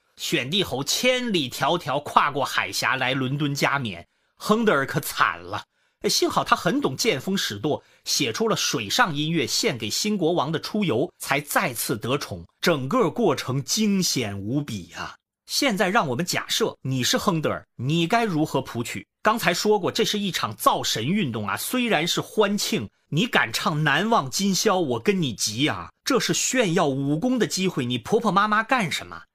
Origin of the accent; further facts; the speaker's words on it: China; 我们中国人